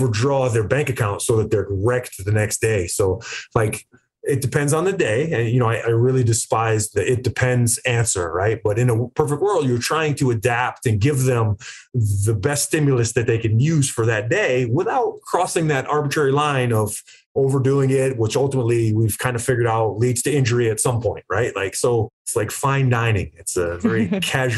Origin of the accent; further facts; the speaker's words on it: East Coast, United States; I'm a kid from the East Coast